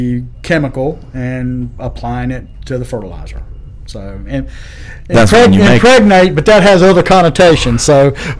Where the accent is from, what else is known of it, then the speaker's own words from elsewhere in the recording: Burlington, North Carolina, United States; I grew up in Burlington, North Carolina